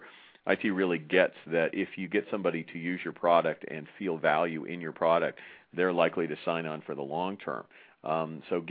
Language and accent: English; United States; I'm from the United States